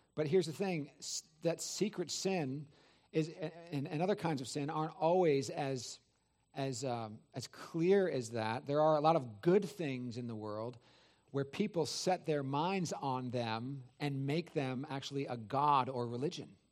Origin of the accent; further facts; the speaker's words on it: California, United States; now in Georgia, United States; I'm from California